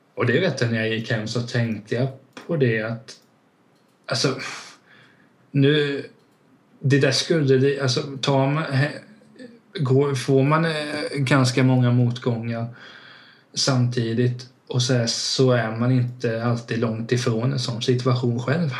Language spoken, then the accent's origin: Swedish; Hultsfred, Kalmar County, Sweden; i Hultsfred där jag växte upp